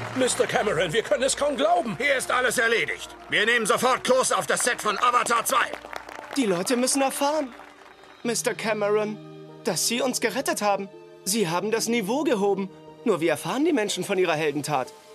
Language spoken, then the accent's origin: German; East Germany, Germany; ich bin ja da sowieso ein bisschen als Ossi